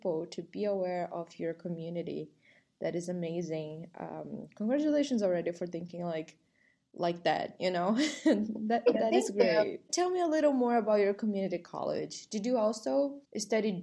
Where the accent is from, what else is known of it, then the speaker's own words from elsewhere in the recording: Brazil; also born or lived in Northridge, California; now in United States; my community of being from Brazil